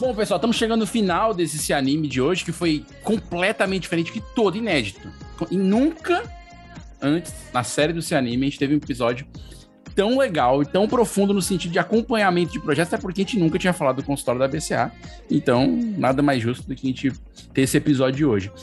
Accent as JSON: {"language": "Portuguese", "region": "São Paulo", "country": "Brazil", "tie": "born or raised there", "moved": "yes", "lives_now": "Ceará, Brazil", "said": "Eu nasci em São Paulo, moro aqui"}